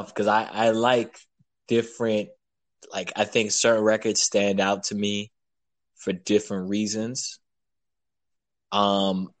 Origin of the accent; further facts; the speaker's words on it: New York City, New York, United States; I'm from Brooklyn, New York, rapper, producer